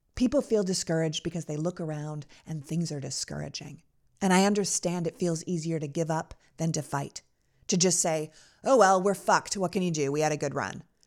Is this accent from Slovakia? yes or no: no; Canada; moved away as an adult; also born or lived in New York City; now in United States; I was born and raised in Canada.